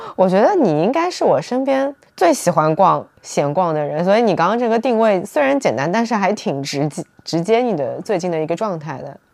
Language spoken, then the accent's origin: Chinese; southern China, China; 我这个南方人